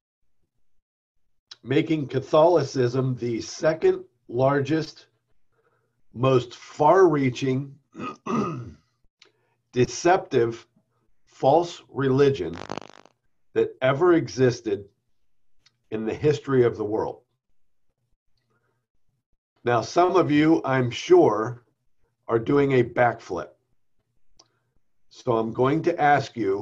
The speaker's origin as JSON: {"language": "English", "town": "Ambridge", "region": "Pennsylvania", "country": "United States", "tie": "born or raised there", "said": "I was baptized as an infant in St. Andrew's Church in Ambridge, Pennsylvania, a few months old"}